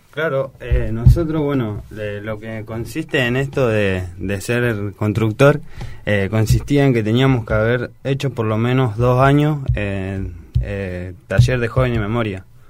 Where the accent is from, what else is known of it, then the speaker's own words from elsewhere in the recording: Argentina; Yo soy de Bellavista